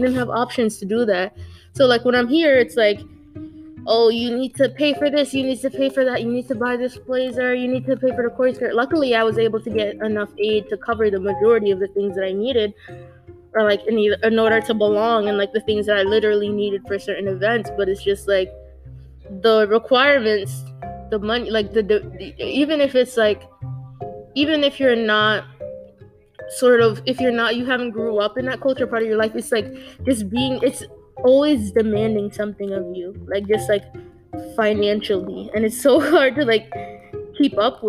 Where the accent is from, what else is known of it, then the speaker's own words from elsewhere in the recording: Hartford, Connecticut, United States; I grew up in Hartford for the majority of my life at the time